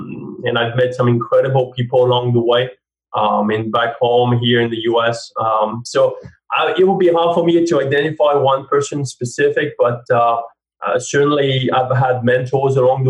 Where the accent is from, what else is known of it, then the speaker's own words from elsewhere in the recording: France; accent: French; English is a second language; now in United States; I think I pride myself in not sounding too French, but obviously I do sound French. I mean, it will always be there. And therefore, even though I'm American now, people always ask me, and I think forever, where are you from?